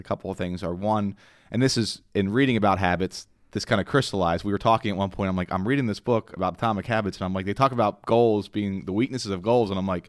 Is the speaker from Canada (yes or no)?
no; Ireland; And I'm the Irishman. I should have known that.